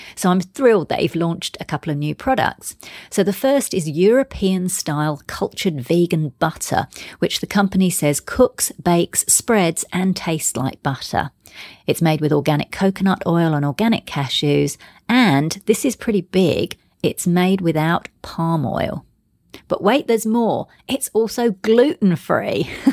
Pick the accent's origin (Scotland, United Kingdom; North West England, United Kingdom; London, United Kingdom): London, United Kingdom; moved away; I'm actually from London originally. And in fact, I used to live in Soho